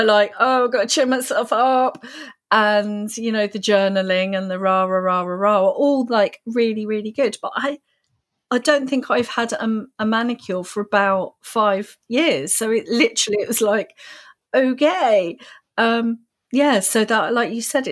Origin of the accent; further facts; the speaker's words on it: United Kingdom; as a Brit